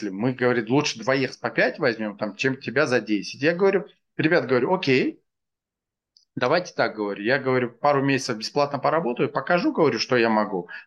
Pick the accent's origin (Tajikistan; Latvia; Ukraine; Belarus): Tajikistan; Dushanbe; also born or lived in Stockholm; now in Moscow, Russia; Я вырос в Академгородке.